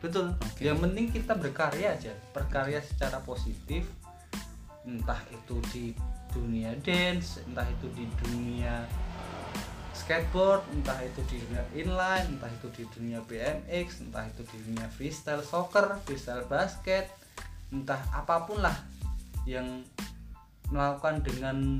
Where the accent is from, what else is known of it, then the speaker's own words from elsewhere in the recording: Yogyakarta, Special Region of Yogyakarta, Indonesia; kita orang Jogja